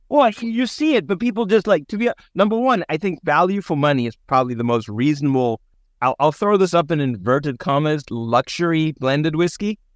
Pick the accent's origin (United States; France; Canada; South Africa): South Africa; moved away; me growing up in South Africa